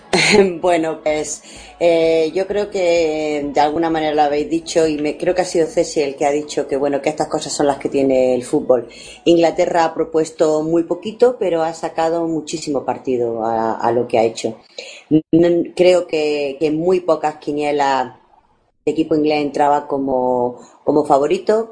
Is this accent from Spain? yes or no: yes; Spain; los raros parece que somos los españoles